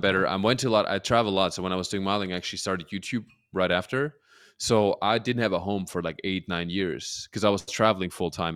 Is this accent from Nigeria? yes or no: no; Germany; moved away as an adult; also born or lived in Peru / New York City, United States; now in Los Angeles, United States; Born and raised in Germany